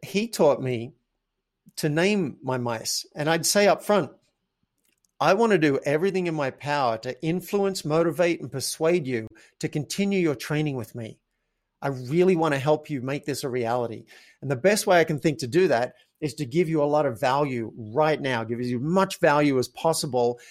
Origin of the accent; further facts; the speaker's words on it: Australia; I grew up in Australia